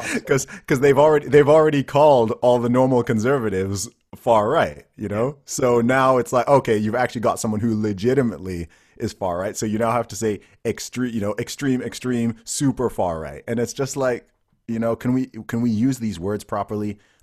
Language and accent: English; Saudi Arabia; I grew up in Saudi Arabia or whatever.